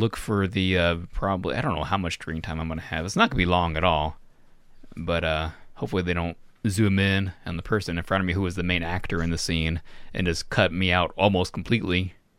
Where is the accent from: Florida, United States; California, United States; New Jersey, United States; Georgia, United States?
Florida, United States; moved away; my hometown in Florida